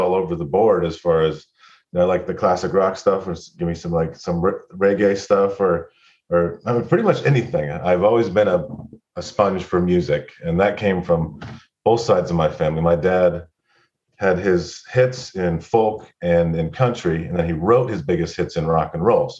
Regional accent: California, United States; also born or lived in Bay Area; I was from Lake Tahoe

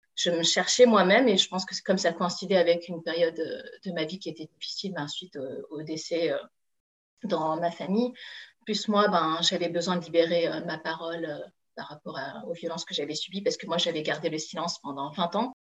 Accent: France; je suis d'origine chinoise, hein. moi, j'ai toujours grandi en France. Voilà, donc euh, je suis française

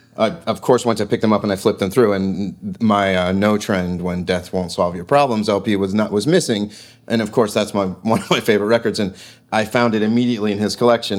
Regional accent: East Coast, United States; growing up on the East Coast

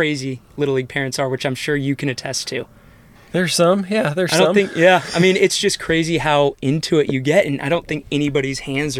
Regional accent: Manhattan Beach, California, United States; moved away as an adult; I'm coming from Manhattan Beach

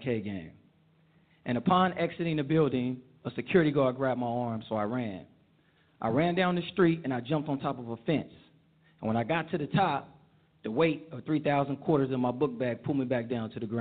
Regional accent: Oakland, California, United States; I grew up in Oakland, California, with my mother and members

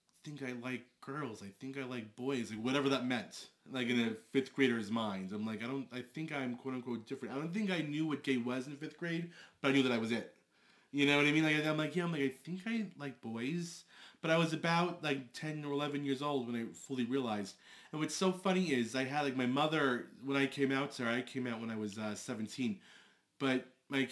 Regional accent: Long Island, New York, United States; I'm 34. I'm from Long Island.

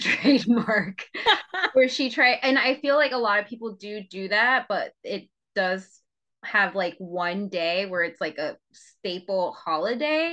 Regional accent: Northern New Jersey, United States; I'm from Northern New Jersey

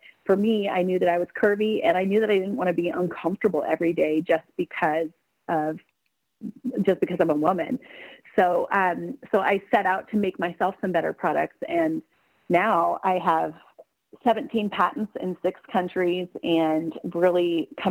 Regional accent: Selma, Oregon, United States; also born or lived in Portland, Oregon; right now I'm down in Selma, Oregon, which is a tiny town where I grew up

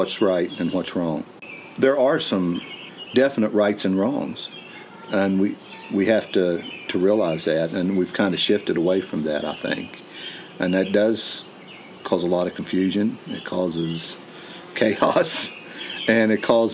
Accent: Nicholas County, West Virginia, United States; also born or lived in Parkersburg, West Virginia / Morgantown, West Virginia / McDowell County, West Virginia; I grew up in West Virginia. I grew up in Nicholas County, which is in the central part of the state.

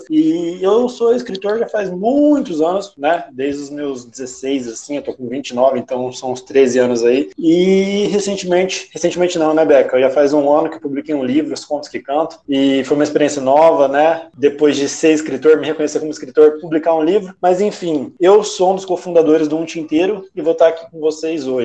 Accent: Campo Grande, Mato Grosso do Sul, Brazil; Tenho 29 anos de idade, sou aqui de Campo Grande, Mato Grosso do Sul mesmo

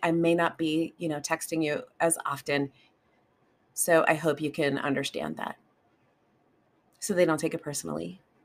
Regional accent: United States; I live in America, and I'm an American, and I grew up in that culture

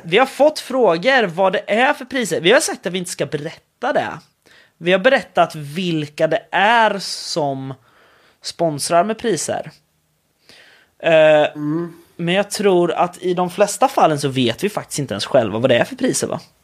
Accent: Sweden; jag kommer från Sverige.

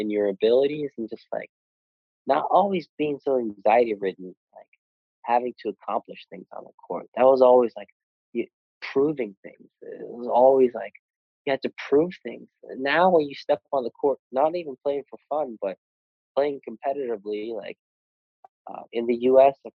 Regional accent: Sweden; moved away; I'm half Bostonian, is that what it's called? Half Swedish. And I played basketball, grew up in Sweden

